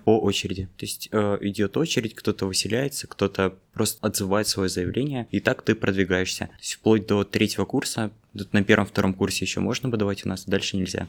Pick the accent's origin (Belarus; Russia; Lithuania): Russia; Norilsk, Krasnoyarsk Krai; moved away as an adult; now in Moscow, Russia; Я из Норильска